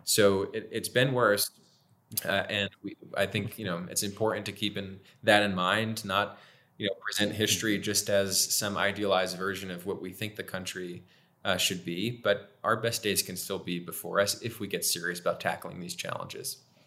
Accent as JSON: {"language": "English", "town": "Milford", "region": "Pennsylvania", "country": "United States", "tie": "born or raised there", "said": "where I'm from in my hometown of Milford"}